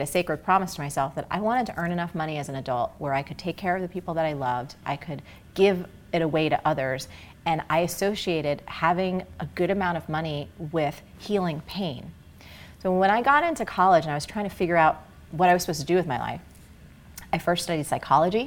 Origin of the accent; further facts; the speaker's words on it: New Jersey, United States; I grew up in Jersey